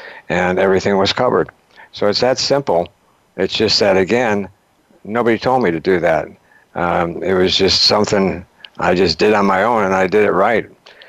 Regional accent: Milwaukee, Wisconsin, United States; moved away; I'm actually from Milwaukee, but I moved down here 105 years ago

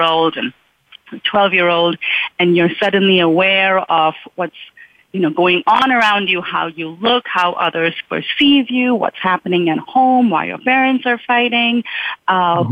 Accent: Mumbai, Maharashtra, India; moved away as an adult; now in United States; I grew up in Mumbai

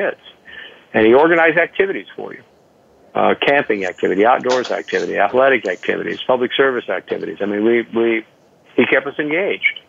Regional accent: United States; I'm an American. I was lucky to be born here

